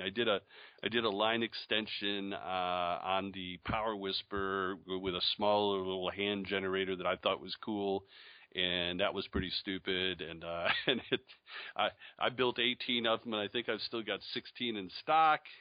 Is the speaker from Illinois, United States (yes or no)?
no; Syracuse, New York, United States; moved away; also born or lived in Charlotte, North Carolina / Hillsdale, Michigan; I was born in Syracuse, New York